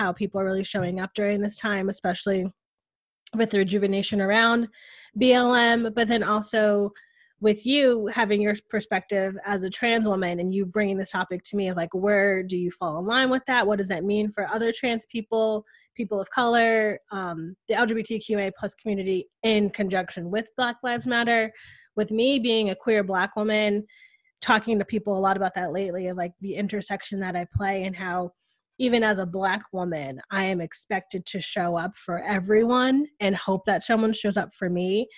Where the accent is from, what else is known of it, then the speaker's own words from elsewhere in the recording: New England, United States; but growing up in New England and living now in a Southern state, like what a culture shock that was for me